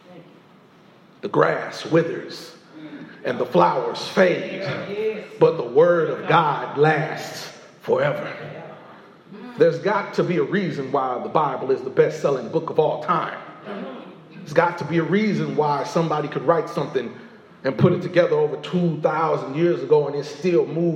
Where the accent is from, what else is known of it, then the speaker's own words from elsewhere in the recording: Indiana, United States; I'm just somebody from Indiana